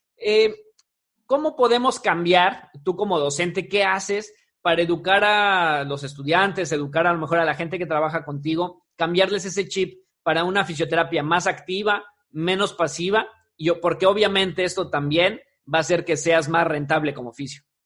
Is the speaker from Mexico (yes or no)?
yes; Mexico; esa parte cultural de como mexicanos